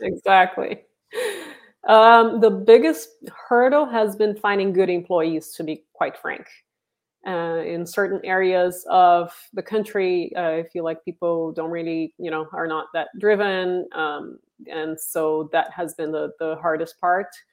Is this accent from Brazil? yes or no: yes; Brazil; moved away as an adult; now in San Francisco Bay Area, United States; I'm originally from Brazil and, uh, moved to the, to, um, San Francisco Bay Area twenty years ago